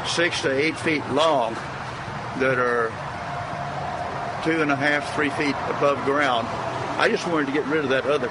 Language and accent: English; Texas, United States; No, my dad worked in the oil fields, so I've lived all over South and Southeast Texas.